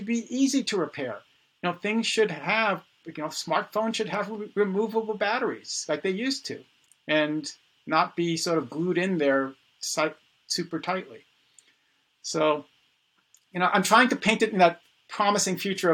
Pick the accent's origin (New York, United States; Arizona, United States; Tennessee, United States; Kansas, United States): New York, United States; New York City; I was born in the Bronx